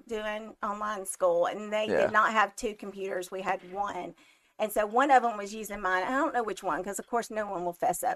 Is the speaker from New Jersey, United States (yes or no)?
no; Trussville, Alabama, United States; also born or lived in Blount County, Alabama; I grew up in Trustville, Alabama